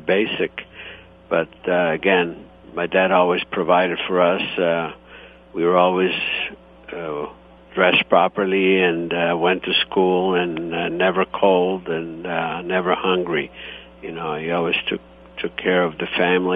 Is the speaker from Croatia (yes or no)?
yes; Istria County, Croatia; born or raised there; now in United States